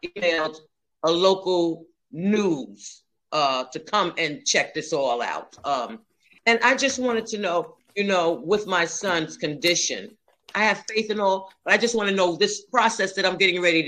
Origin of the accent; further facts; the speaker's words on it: Mount Vernon, United States; also born or lived in Stamford; From Mount Vernon, you know, you remember I'm from Mount Vernon